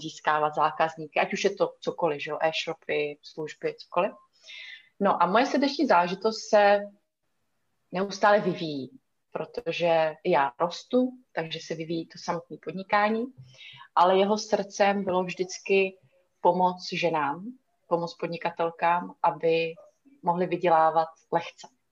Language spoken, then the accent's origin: Czech; Italy; moved away; já jsem na půl ještě ruská, vyrůstala jsem v Itálii, chodila jsem tam do školky a do školy